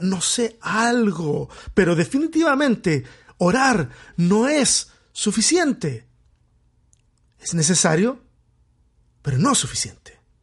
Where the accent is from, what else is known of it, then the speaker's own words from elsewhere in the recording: Chile; soy chileno